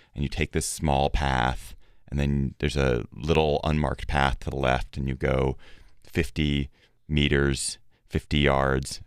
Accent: Washington, District of Columbia, United States; my hometown of D C

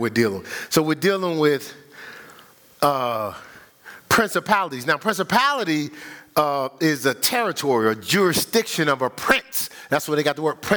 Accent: Newark, New Jersey, United States; I grew up in Newark, but I grew up in what we would call the hood

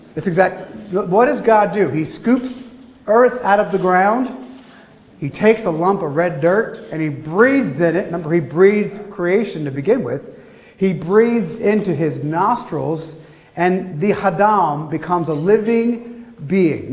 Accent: Philadelphia, Pennsylvania, United States; my hometown, Philadelphia

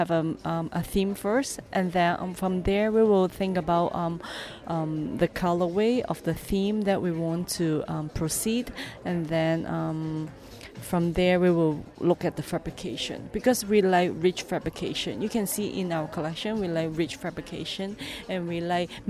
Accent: New York, United States; I came from New York and I graduated from Parsons

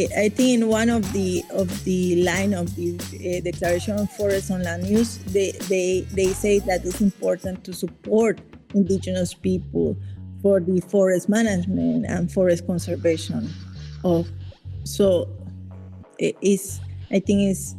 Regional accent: Caribbean coast of Nicaragua, Nicaragua

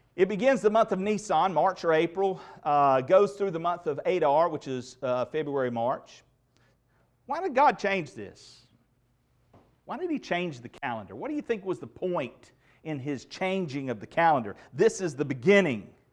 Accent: United States; I cherish the freedoms that I have as an American citizen

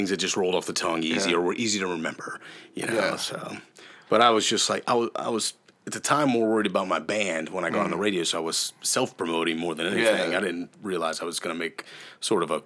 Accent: Ohio, United States; I'm from Ohio.

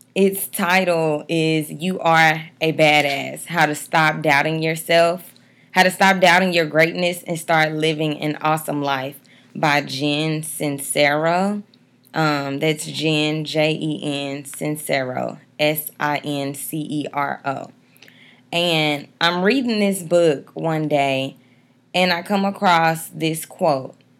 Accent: Dallas, Texas, United States; also born or lived in Atlanta, Georgia; I'm from Dallas, Texas

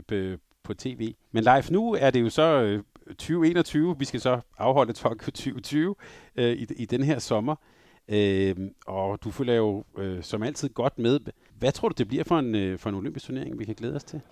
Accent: Denmark; som lille dreng i Danmark

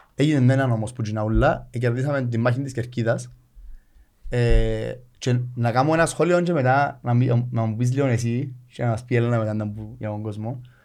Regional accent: Nicosia, Nicosia District, Cyprus; moved away as an adult; now in Limassol, Cyprus; Είμαι Λευκοσία

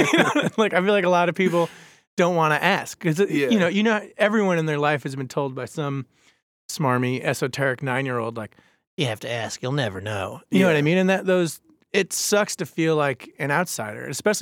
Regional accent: New York, United States; Like, I grew up on Long Island, and I didn't know about, like, the weirdest band I ever heard on Long Island was

